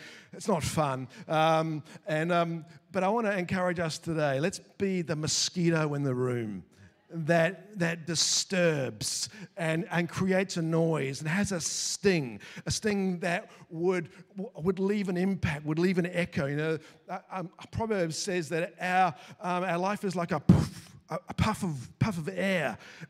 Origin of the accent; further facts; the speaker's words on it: Queensland, Australia; See, we're from Queensland. So we've got swimming pools in our backyards there.